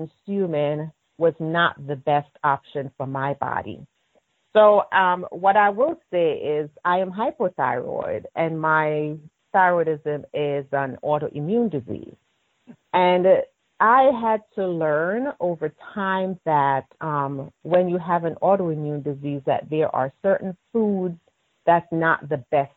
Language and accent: English; Maidstone, Manchester Parish, Jamaica; also born or lived in Spanish Town, Jamaica; raised in Maidstone, Manchester